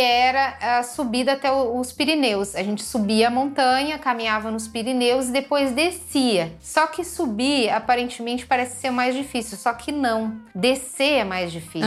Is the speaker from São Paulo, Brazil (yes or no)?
no; Rio Grande do Sul, Brazil; also born or lived in Porto Alegre; eu sou também do, do Rio Grande do Sul, da cidade do interior